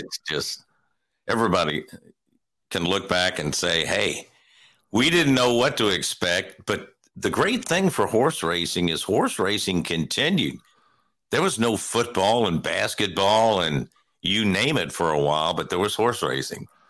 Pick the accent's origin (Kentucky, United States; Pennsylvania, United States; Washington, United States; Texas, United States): Kentucky, United States; Louisville; I was born and raised in Louisville